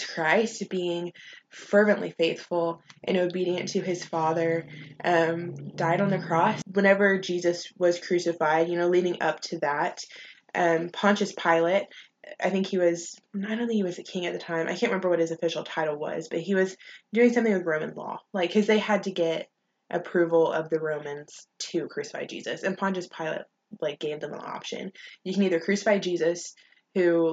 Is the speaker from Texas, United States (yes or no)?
yes; Longview, Texas, United States; now in College Station, United States; I'm from Longview, Texas, a little town up in East Texas.